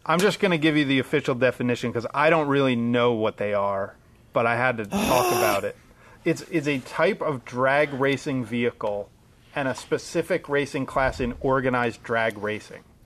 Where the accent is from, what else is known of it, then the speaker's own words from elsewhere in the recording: Pennsylvania, United States; also born or lived in Allentown; we're all from Pennsylvania